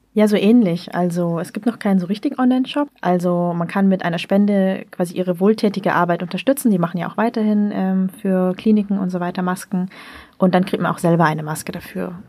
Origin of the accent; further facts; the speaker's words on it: the North, Northern Vietnam, Vietnam; ich komme ja auch aus dem Norden